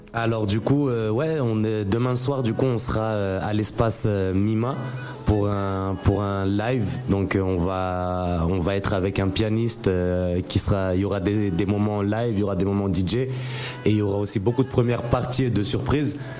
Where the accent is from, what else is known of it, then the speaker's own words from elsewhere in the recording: Mayotte; moved away as an adult; also born or lived in Strasbourg / Nancy; now in Abidjan, Côte d'Ivoire; je suis né à Strasbourg, mais du coup, je suis arrivé à, à Mayotte à, 5 ans. Je suis arrivé à Mayotte. Donc, j'ai grandi euh, à Mayotte jusqu'à avoir mon bac.